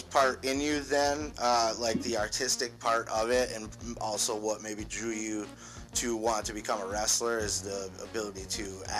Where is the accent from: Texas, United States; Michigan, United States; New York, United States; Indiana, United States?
Michigan, United States; Escanaba; I'm from the UP too. When I was, I grew up in Escanaba